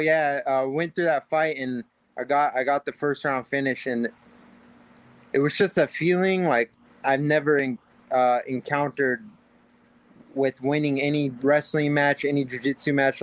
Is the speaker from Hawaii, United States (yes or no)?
yes; Hawaii, United States; growing up in Hawaii